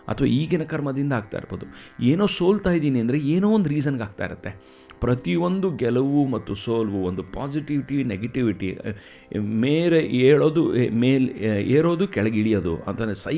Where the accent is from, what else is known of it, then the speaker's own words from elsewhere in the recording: Karnataka, India; born there; ಈ ಲೋಕಕ್ಕೆ ನಾನು ಬಂದಿದ್ದೀನಿ ನಾನು ಕನ್ನಡದಲ್ಲಿ ಹುಟ್ಟಿದ್ದೀನಿ